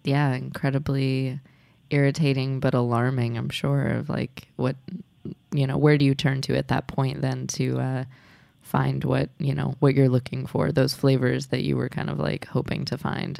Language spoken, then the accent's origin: English; Midwest, United States; moved away; I guess I actually grew up drinking really sweet tea. I'm from the Midwest